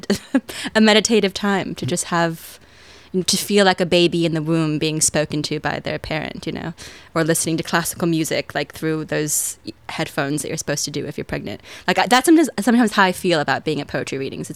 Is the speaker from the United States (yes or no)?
yes; United States; accent: American